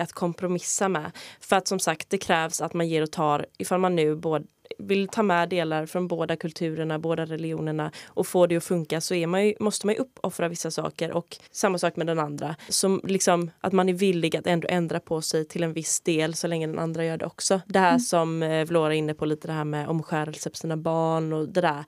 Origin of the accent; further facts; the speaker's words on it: Sweden; jag är svensk